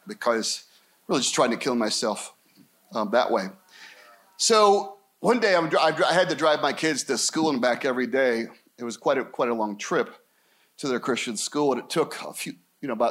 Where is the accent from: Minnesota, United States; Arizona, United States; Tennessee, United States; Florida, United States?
Arizona, United States; Scottsdale; also born or lived in Anaheim, Orange County; We moved back to my hometown, Scottsdale.